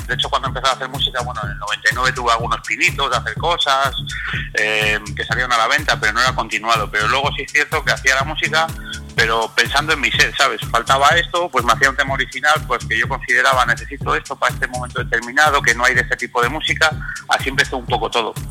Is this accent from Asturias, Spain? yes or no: yes; Asturias, Spain; Soy de Asturias, de un pueblo del norte